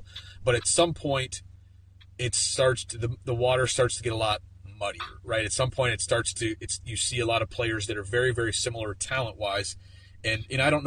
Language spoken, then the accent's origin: English; Pennsylvania, United States; I'm from Pennsylvania